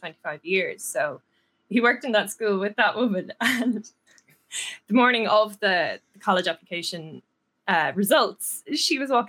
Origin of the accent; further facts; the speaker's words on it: Ireland; So where I grew up is in Ireland, it's considered an area called a DESH area, or like a disadvantaged area.